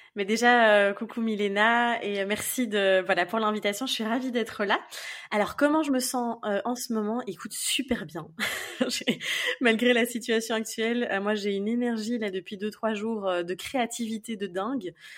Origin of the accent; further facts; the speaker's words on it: Belgium; je suis en Belgique, donc je suis belge évidemment de base